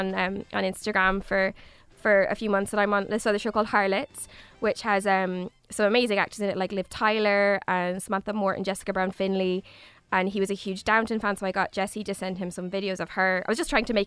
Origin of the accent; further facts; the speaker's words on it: Galway, Connacht, Ireland; I'm from Galway